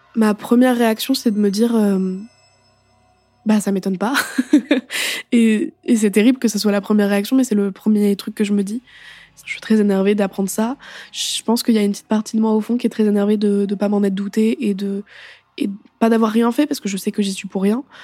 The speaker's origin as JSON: {"language": "French", "town": "Paris", "region": "Île-de-France", "country": "France", "said": "je rentre chez moi à Paris"}